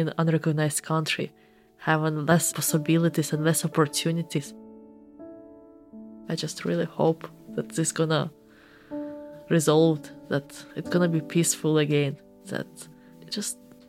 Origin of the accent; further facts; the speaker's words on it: Eastern Ukraine, Ukraine; English is a second language; I better not to say that I'm from Eastern Ukraine.